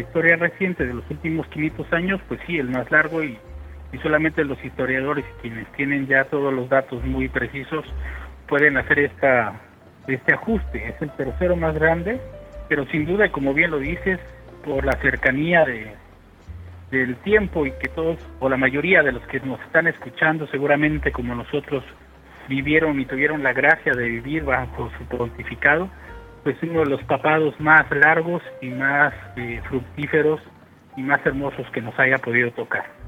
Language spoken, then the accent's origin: Spanish; Oaxaca, Mexico; moved away as an adult; now in Mérida, Mexico; yo soy originario de Oaxaca, la capital del estado de Oaxaca